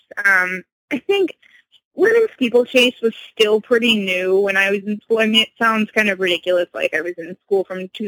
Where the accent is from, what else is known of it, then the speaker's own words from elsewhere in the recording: Connecticut, United States; I'm from Connecticut. I grew up in a small town